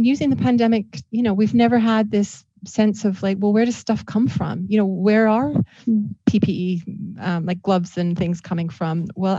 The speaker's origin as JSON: {"language": "English", "country": "Canada", "said": "Well, exactly. And I'm Canadian too, right?"}